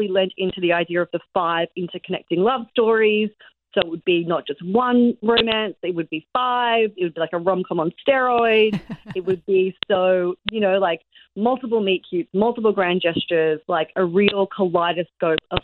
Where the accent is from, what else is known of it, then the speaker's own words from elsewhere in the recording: Australia; moved away as an adult; also born or lived in Sydney, Australia; now in New York, United States; I'm Australian